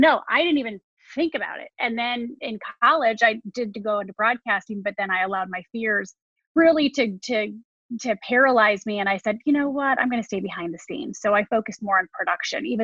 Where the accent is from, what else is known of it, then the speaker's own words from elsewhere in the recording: Michigan, United States; also born or lived in Ohio / Chicago; now in New York, United States; I'm from Michigan